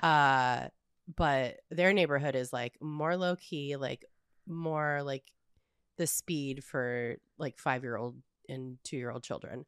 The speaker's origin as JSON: {"language": "English", "region": "Southern California", "country": "United States", "tie": "born or raised there", "also_born_or_lived": "the mountains", "said": "I grew up in the suburbs in, in Southern California"}